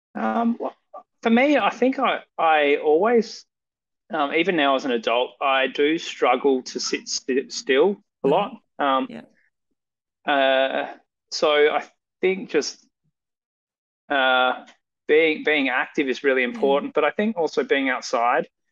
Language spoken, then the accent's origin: English; Perth, Western Australia, Australia; also born or lived in Esperance, Western Australia; I grew up um, mostly in the northern suburbs of Perth.